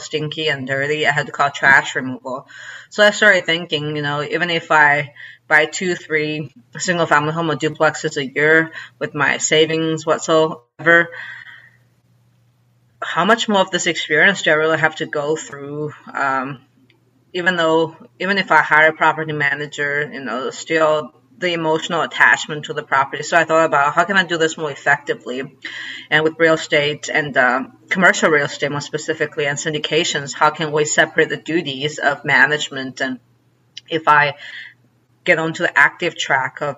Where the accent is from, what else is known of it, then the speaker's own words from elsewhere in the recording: China; also born or lived in Chicago; now in Arkansas, United States; my hometown in China